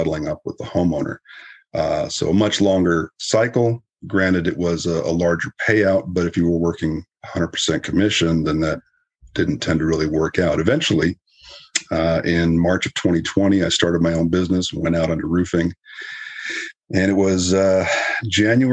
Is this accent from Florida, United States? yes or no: no; Southern California, United States; moved away as an adult; also born or lived in Winnipeg, Canada; now in San Antonio, United States; originally I'm from Canada, born in Winnipeg, and grew up in Southern California.